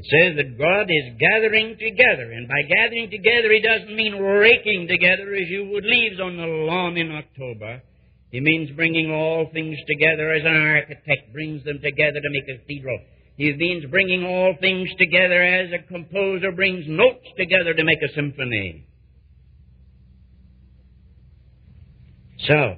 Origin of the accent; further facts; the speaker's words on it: United States; being an American